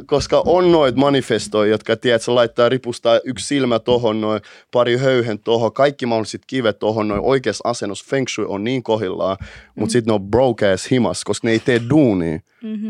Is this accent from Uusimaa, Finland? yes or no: yes; Helsinki, Uusimaa, Finland; mä oon kasvanut itä Helsingissä.